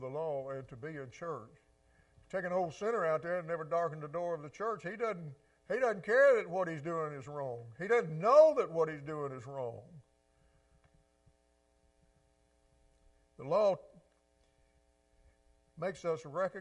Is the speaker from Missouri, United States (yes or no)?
no; Mississippi Delta, United States; I grew up in the Delta too, just on the other side of the river